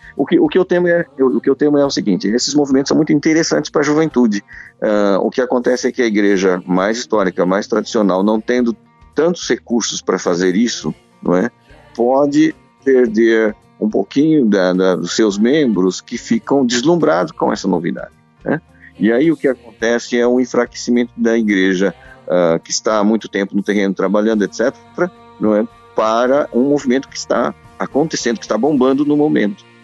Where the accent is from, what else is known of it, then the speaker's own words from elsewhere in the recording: Brazil; moved away as an adult; now in Porto, Portugal; Eu, eu vim de igreja étnica no Brasil, de uma igreja japonesa, não é? Que eu sou de origem japonesa